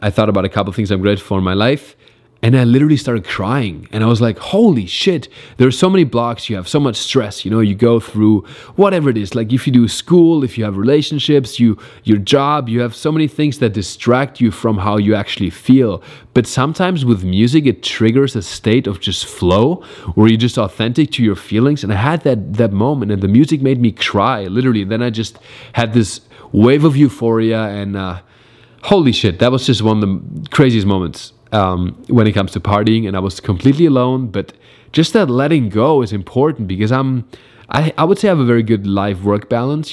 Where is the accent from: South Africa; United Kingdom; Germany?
Germany; also born or lived in New York; now in Los Angeles, United States; stayed mainly between Berlin and my hometown in Germany